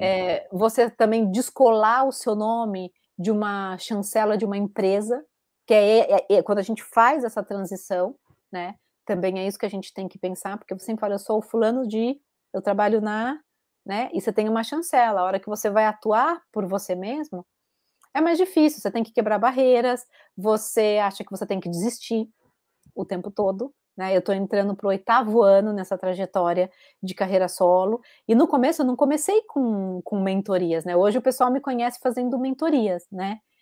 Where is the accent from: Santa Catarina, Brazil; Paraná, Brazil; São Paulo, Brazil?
São Paulo, Brazil; Bauru; accent: caipira; moved away as an adult; also born or lived in Rio de Janeiro; now in Galicia, Spain; eu sou bauruense